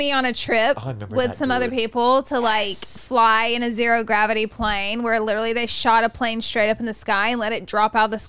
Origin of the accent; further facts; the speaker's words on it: the South, United States; moved away; I'm also from the South